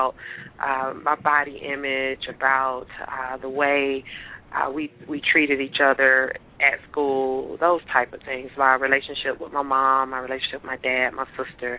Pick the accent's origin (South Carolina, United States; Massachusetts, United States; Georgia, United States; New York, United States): Georgia, United States; Atlanta; also born or lived in Lithonia, Georgia; I grew up in Atlanta, Georgia, and actually when I was actually born at Grady, and we lived in the city until I was maybe in the fourth or fifth grade, and then we moved out to Lithonia